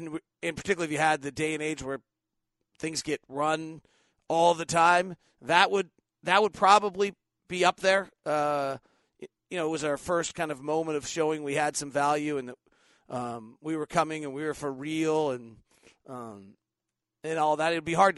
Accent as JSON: {"language": "English", "town": "Clearfield", "region": "Utah", "country": "United States", "tie": "born or raised there", "said": "I grew up in Clearfield, Utah. Always remember being a Jazz fan."}